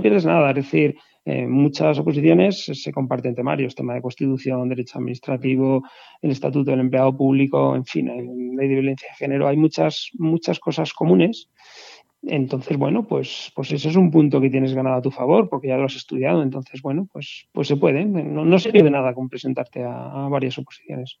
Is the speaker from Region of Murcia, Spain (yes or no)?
no; La Granja, Castile and León, Spain; soy de La Granja, un pueblo de Segovia